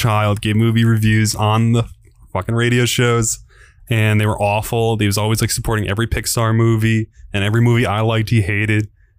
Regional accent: Albany, New York, United States; I'm from Albany.

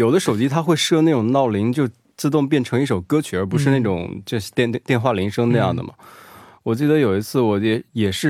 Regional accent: Hunan, China; 我是来自湖南的拖延症患者

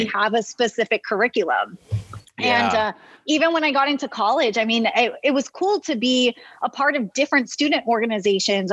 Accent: Rio Grande Valley, Texas, United States; growing up in the Rio Grande Valley

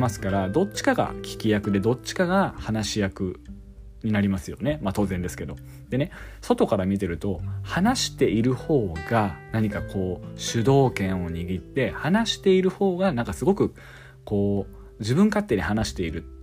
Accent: Yamagata, Japan; also born or lived in Tokyo; 2021年の8月末に、まあ、地元の山形に U ターン帰省しましたそうするとですねあの東京にいる時もそうだったんですけど

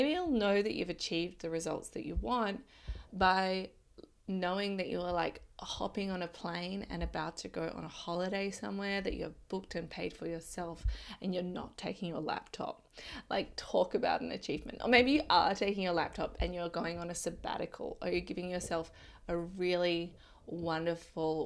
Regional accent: Adelaide, South Australia, Australia; moved away; I lived in Adelaide. I'm from Adelaide.

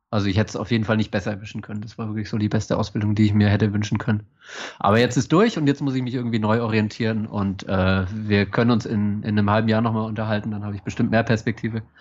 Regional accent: Baden-Württemberg, Germany; Ich bin ja auch Schwabe.

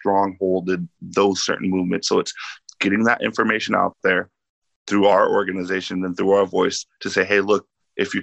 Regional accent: Lane County, Oregon, United States; growing up in Lane County, we all know it's predominantly white.

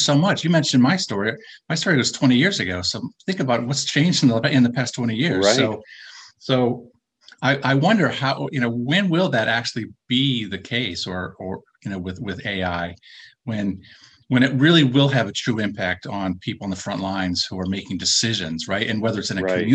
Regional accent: Minnesota, United States; now in Boston, United States; I live in Boston, although I'm from Minnesota

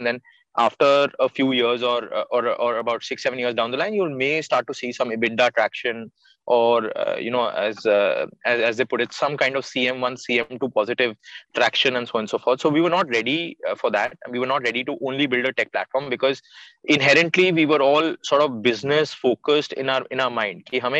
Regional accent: India; also born or lived in London; And then I'm a British citizen on paper, but a full Desi at heart. So that's what actually made me come back to India.

